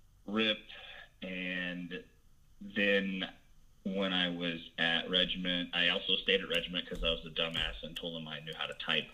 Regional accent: Southern Illinois, United States; I am a Southern Illinois boy, born and bred.

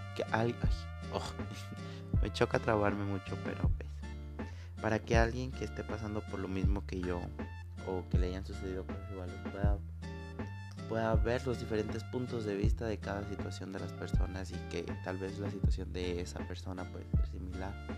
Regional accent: Guanajuato, Mexico; soy de México, especialmente de Guanajuato

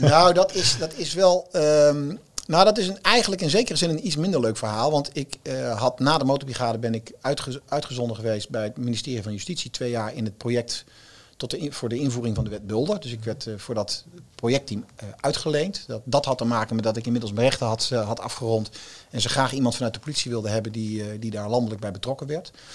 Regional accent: Zwolle, Overijssel, Netherlands; moved away; ik kom dan uit Zwolle

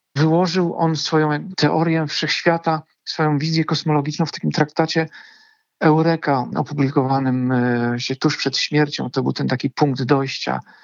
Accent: Bydgoszcz, Kuyavian-Pomeranian Voivodeship, Poland; also born or lived in Gdańsk; Pochodzę z Bydgoszczy, ale z Gdańskiem jestem dość mocno związany.

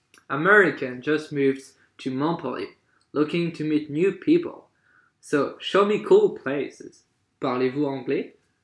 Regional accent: French Polynesia; moved away as an adult; now in France; I'm from Tahiti.

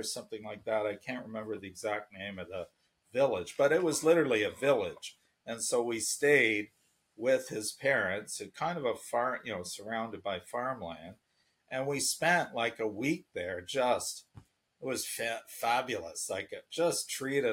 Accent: Canada; moved away as an adult; also born or lived in Nanjing, China / Jinan, China; I'm Canadian

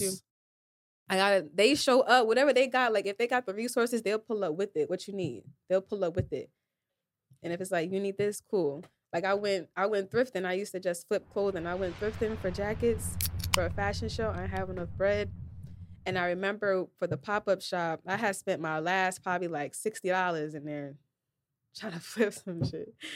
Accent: New Jersey, United States; I'm from Jersey, so we do a lot of club dances

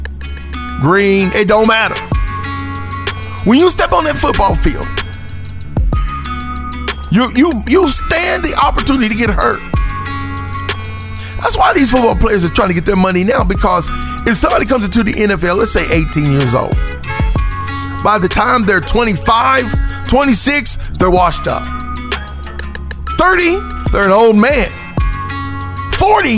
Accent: United States; what makes us black Americans

